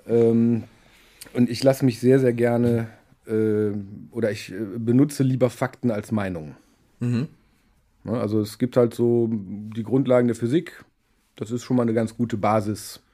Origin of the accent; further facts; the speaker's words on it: Düsseldorf, North Rhine-Westphalia, Germany; ich bin aber gebürtiger Düsseldorfer